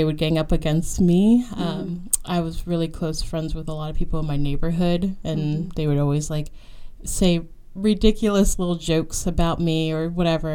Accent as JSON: {"language": "English", "area": "Loudoun County", "region": "Northern Virginia", "country": "United States", "tie": "born or raised there", "moved": "yes", "lives_now": "Richmond, United States", "said": "I grew up in Northern Virginia, in Loudoun County"}